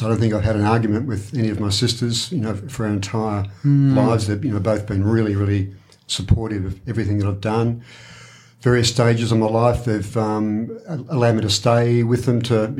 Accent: Warrnambool, Victoria, Australia; The Nestles factory in Dennington. So that was an outer suburb of Warrnambool, but not really.

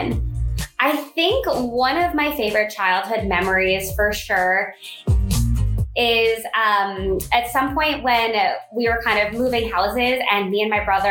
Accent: South Florida, United States; I grew up in South Florida, where there is one season all year long, summer

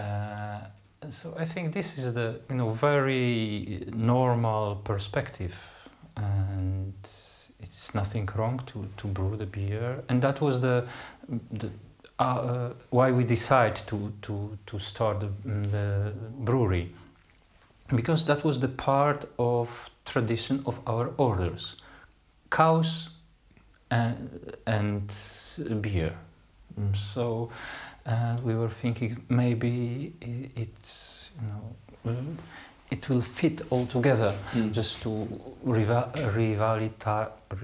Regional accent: Poland; English is a second language; moved away; in my country, I came from Poland

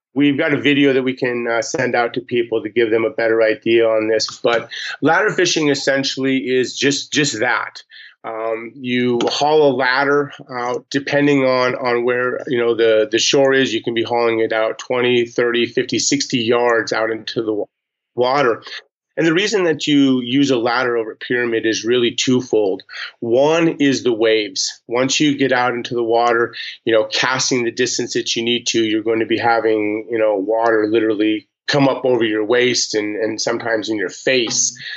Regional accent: Montana, United States; born and raised in Montana

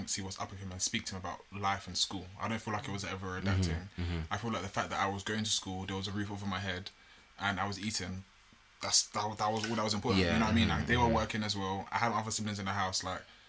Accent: London, United Kingdom; I was born and raised in Bulldog Farm

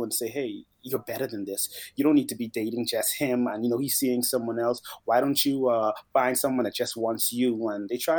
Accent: Bahamas; I'm from the Bahamas.

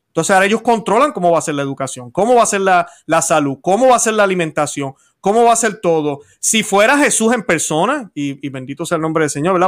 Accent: Puerto Rico; now in United States; la situación en mi país está malísima también

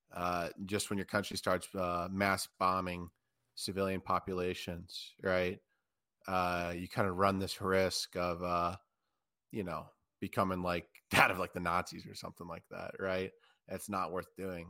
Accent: United States; as an American

